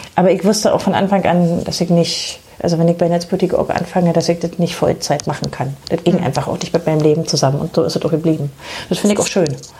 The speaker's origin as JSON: {"language": "German", "country": "Germany", "said": "bei uns in Deutschland"}